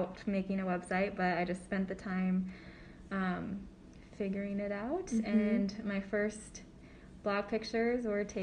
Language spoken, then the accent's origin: English; Sioux Falls, South Dakota, United States; I grew up in Sioux Falls, South Dakota